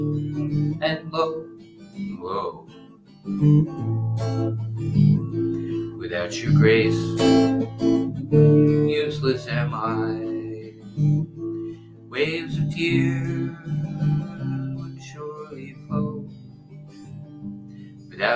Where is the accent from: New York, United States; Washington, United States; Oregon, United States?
New York, United States; also born or lived in Freeport, Long Island / Brooklyn; I was born in the Bronx.